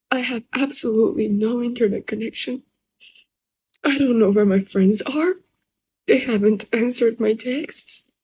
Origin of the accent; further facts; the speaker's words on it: Iran; accent: Persian; English is a second language; As you can hear my accent, I'm a Persian girl.